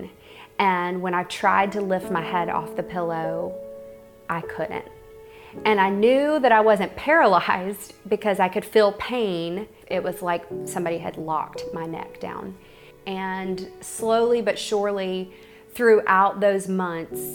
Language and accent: English; North Carolina, United States; I grew up in North Carolina